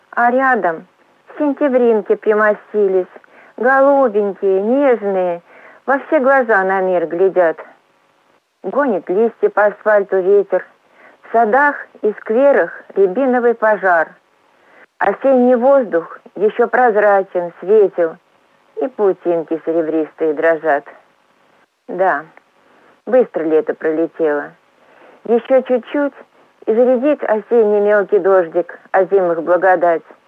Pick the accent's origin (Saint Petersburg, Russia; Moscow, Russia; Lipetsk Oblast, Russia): Lipetsk Oblast, Russia; Gryazi; also born or lived in Voronezh; Родилась и живу я в городе грязи